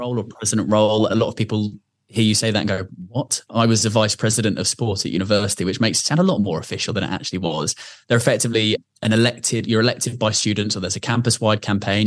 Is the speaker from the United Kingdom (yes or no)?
yes; Surrey, South East England, United Kingdom; where I grew up in Surrey.